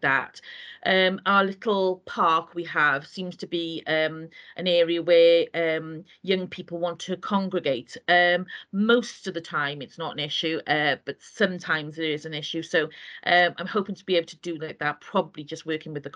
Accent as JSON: {"language": "English", "region": "Wales", "country": "United Kingdom", "said": "I'm not a Welsh speaker the way I'm Welsh"}